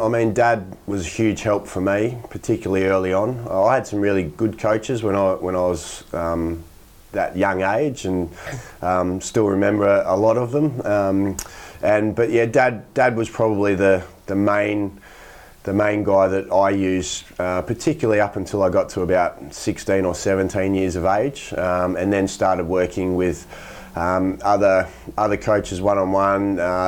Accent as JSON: {"language": "English", "town": "Rockingham", "region": "Western Australia", "country": "Australia", "tie": "born or raised there", "said": "when I moved from Rockingham up to play grade cricket at Melville when I was 18, 19."}